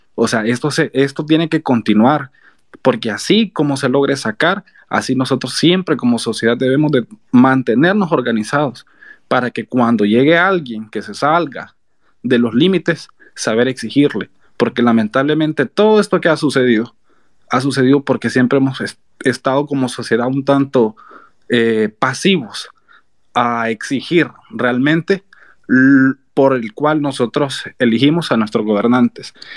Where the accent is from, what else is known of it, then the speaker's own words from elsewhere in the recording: San Miguel, El Salvador; yo soy de San Miguel